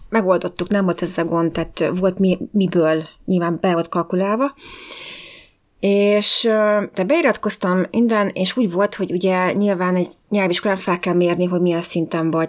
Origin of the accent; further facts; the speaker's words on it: Hungary; moved away as an adult; also born or lived in London; én, mint magyarként, nagyon ritka m-, voltam, mint a fehér holló ebben az iskolában